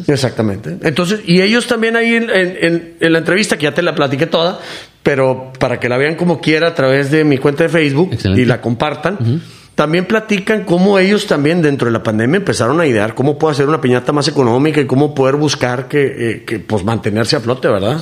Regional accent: Mexico; como mexicano

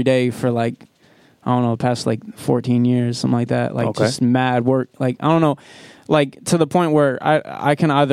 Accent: Providence, Rhode Island, United States; I'm from Providence.

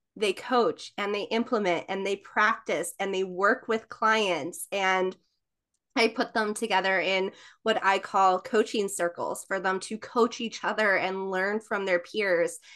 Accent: New York, United States; I am from New York.

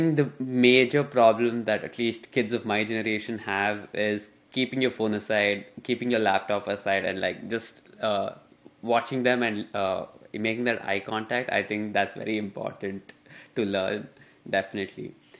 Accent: India; English is a second language; moved away as an adult; now in United States; Because when I came to Duke, I came from India. It was my first time coming from coming to a new country, and I was all over the place because I had no clue about the people here, the culture here.

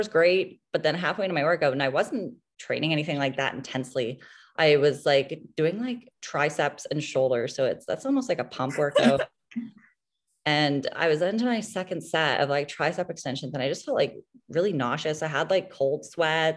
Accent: Halifax, Nova Scotia, Canada; I'm from Halifax, Nova Scotia. I lived here my entire life.

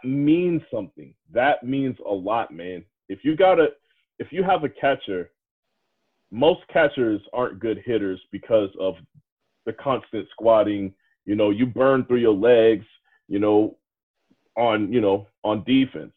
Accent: DMV, United States; I grew up around Redskins fans and watching them on local TV

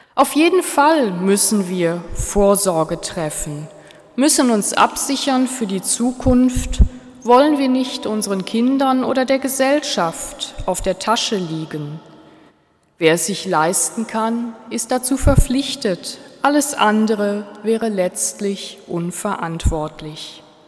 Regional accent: Switzerland; bei uns in der Schweiz

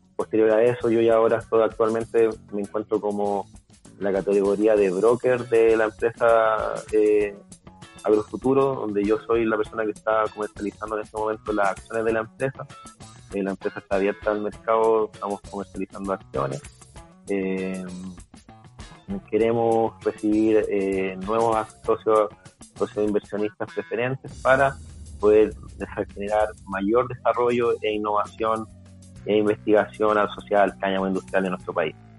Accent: Chile

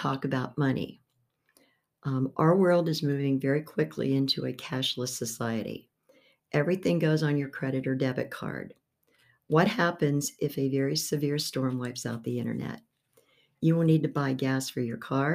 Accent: Beaver Falls, Pennsylvania, United States; I was born in Beaver Falls, Pennsylvania

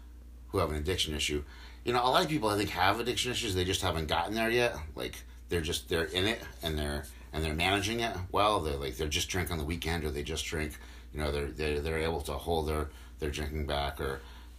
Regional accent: Norwich, East of England, United Kingdom; I grew up in Norwich. Nothing special. I didn't come from a broken home. I didn't go to shitty schools.

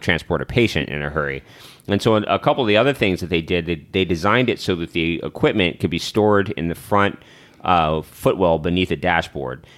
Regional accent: the South, United States; we're black people from the South.

